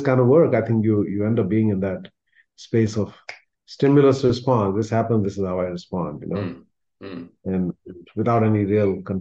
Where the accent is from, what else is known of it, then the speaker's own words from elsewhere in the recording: India; moved away; where I come from, the community that I'm part of from India